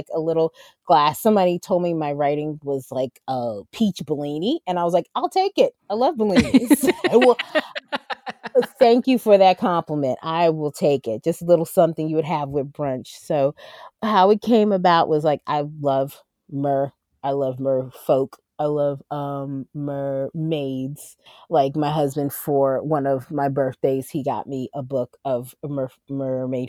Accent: Jersey Shore, New Jersey, United States; moved away as an adult; I miss my hometown because I grew up at the Jersey Shore for 20 some odd years

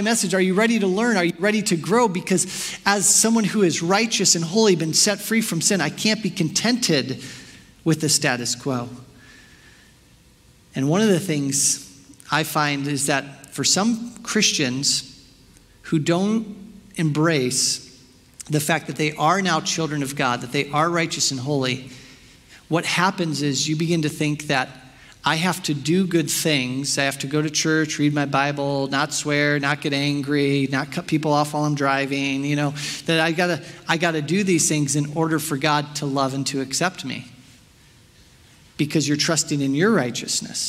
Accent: Chicago, Illinois, United States; I'm from Chicago

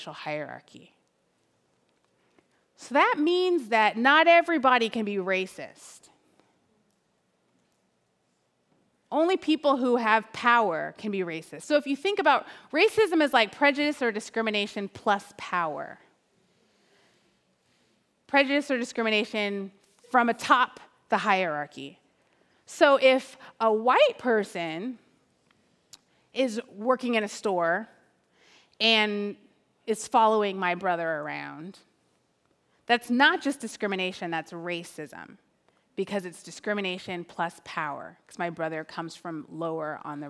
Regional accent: Oakland, California, United States; I'm from Oakland.

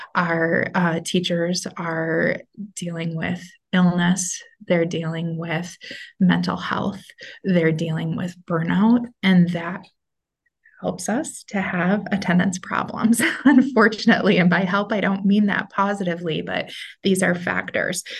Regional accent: Minnesota, United States; moved away as an adult; also born or lived in North Dakota; So I am back in Minnesota, which is the state that I'm from

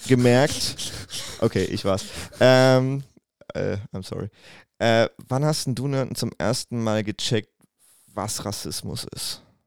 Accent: Wiesbaden, Hesse, Germany; ich komme aus Wiesbaden, da wo ich halt geboren bin

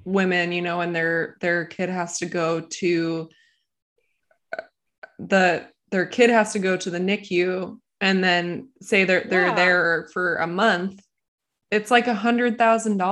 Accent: United States; now in Austria; being American in Austria.

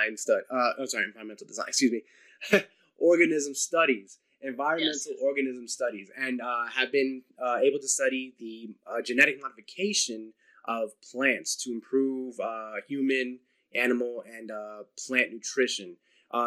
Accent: New Jersey, United States; I'm from New Jersey

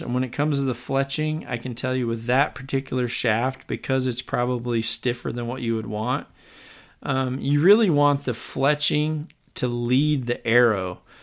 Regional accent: Iowa, United States; here in my home state of Iowa

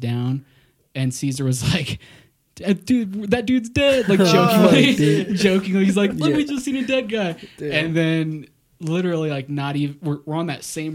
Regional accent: Idaho, United States; we're not from here. We're from Idaho

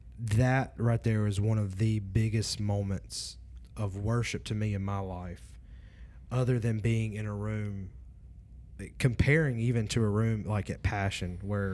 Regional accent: Louisiana, United States; I'm from North Louisiana.

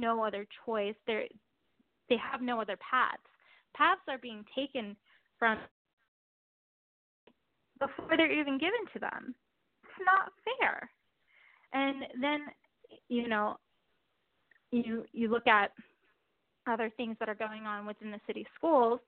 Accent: Baltimore, Maryland, United States; I'm proud to say that I'm from Baltimore

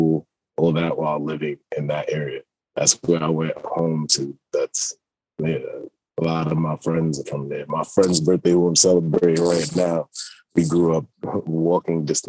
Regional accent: New York City, New York, United States; also born or lived in London; I was born in New York and yeah, raised out here

